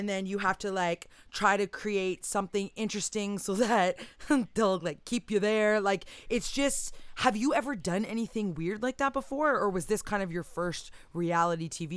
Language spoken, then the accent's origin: English; near Kitchener, Ontario, Canada; born or raised there